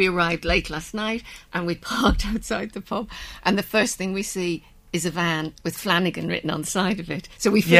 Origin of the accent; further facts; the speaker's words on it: Liverpool, North West England, United Kingdom; I grew up in England, grew up in Liverpool, but my mum's from RD, she's local